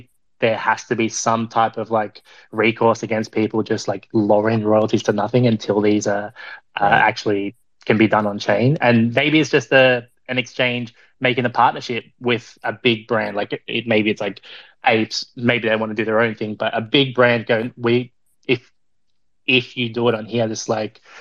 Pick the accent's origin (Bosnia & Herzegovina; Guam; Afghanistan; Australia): Australia; now in New York, United States; I'm Australian